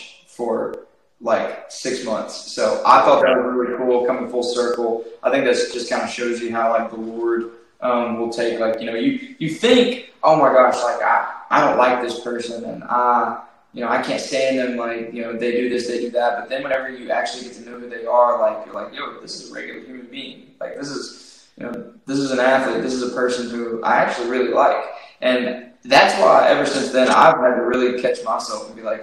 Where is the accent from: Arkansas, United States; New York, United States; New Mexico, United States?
Arkansas, United States; Batesville; I'm from Batesville